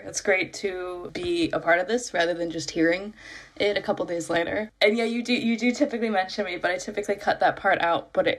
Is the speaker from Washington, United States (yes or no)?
no; Ohio, United States; moved away as an adult; now in London, United Kingdom; I'm originally from Ohio, but right now I'm talking to you from London. I moved there almost 2 years ago for school, and I've stayed on since.